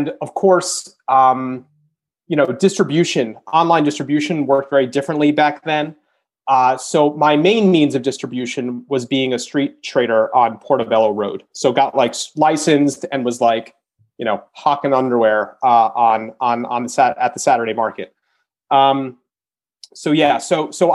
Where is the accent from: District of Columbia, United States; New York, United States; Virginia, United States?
New York, United States; moved away; also born or lived in Michigan; I'm from New York originally